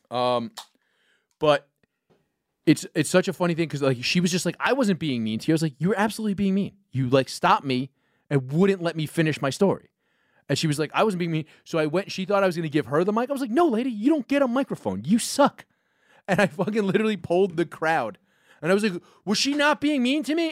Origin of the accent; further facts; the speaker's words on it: New York, United States; as a New Yorker